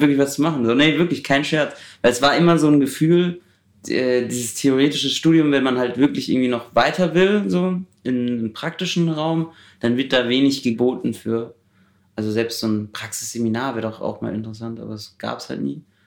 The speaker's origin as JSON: {"language": "German", "town": "Heidelberg", "region": "Baden-Württemberg", "country": "Germany", "tie": "born or raised there", "moved": "as an adult", "lives_now": "Berlin, Germany", "said": "Ich komme aus Heidelberg"}